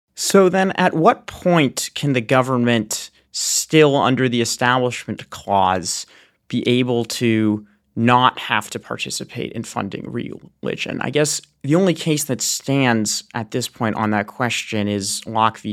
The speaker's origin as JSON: {"language": "English", "town": "Boston", "region": "Massachusetts", "country": "United States", "tie": "born or raised there", "moved": "yes", "said": "back in my hometown of Boston, Massachusetts"}